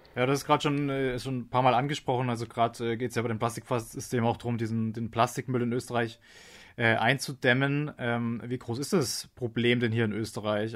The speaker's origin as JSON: {"language": "German", "country": "Germany", "moved": "yes", "lives_now": "Austria", "said": "ich komme selbst aus Deutschland"}